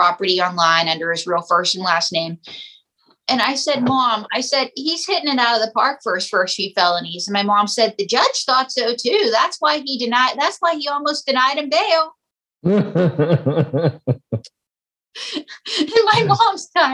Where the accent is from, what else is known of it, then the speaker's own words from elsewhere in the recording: Western Pennsylvania, United States; I'm from Western Pennsylvania, where the area is known as quarterback cradle